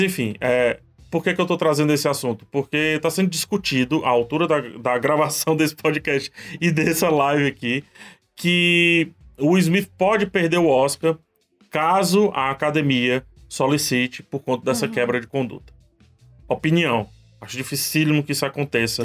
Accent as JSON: {"language": "Portuguese", "country": "Brazil", "said": "A gente, aqui no Brasil, a gente não se identifica como latino"}